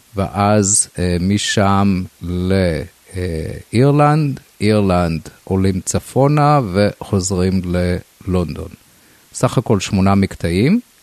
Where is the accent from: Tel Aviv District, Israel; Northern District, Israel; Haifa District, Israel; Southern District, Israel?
Northern District, Israel; Rosh HaNikra; בילדותי גדלתי בקיבוץ ראש הנקרא